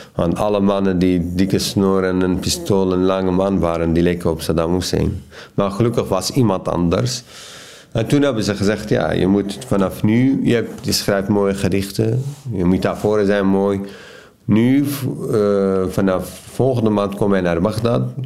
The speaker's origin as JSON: {"language": "Dutch", "country": "Iraq", "tie": "born or raised there", "second_language": "Dutch", "moved": "as an adult", "lives_now": "Netherlands", "said": "de stad verlaten waar ik geboren ben"}